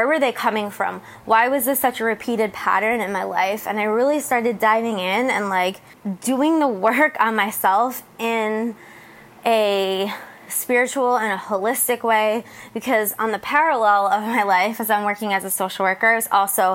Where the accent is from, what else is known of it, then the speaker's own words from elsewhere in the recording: New Jersey, United States; moved away as an adult; now in San Diego, United States; I left where I grew up in New Jersey